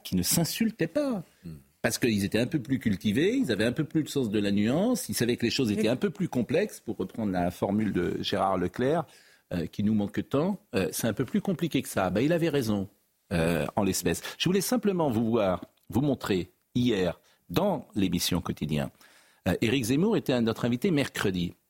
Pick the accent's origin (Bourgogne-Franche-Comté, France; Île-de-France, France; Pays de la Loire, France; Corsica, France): Pays de la Loire, France; Nantes; J'ai grandi à Nantes